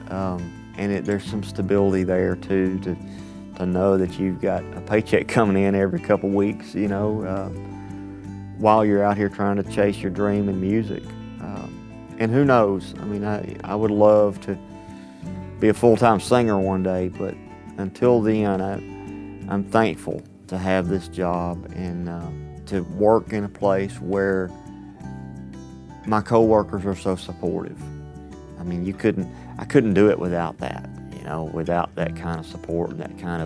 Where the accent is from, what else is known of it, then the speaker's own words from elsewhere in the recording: Athens, Alabama, United States; My day job is at the Browns Ferry Nuclear Power Plant in my hometown, Athens, Alabama.